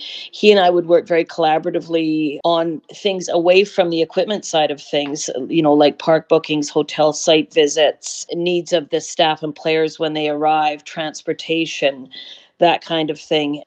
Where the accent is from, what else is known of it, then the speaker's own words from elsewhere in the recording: Vancouver, British Columbia, Canada; So it was really, really a fabulous childhood. And it was a wonderful time to grow up in Vancouver